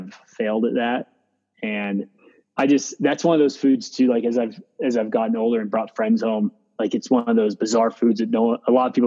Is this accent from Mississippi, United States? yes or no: no; Meadville, Pennsylvania, United States; moved away; I'm from Western Pennsylvania, a small town called Meadville.